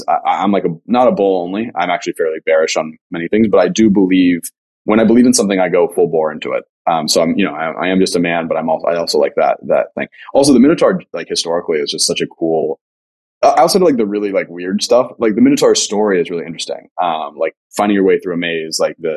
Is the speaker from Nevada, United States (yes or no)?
yes; Las Vegas, Nevada, United States; moved away; also born or lived in Riverside, California / Los Angeles, California; I was born in Riverside, moved to Vegas when I was 3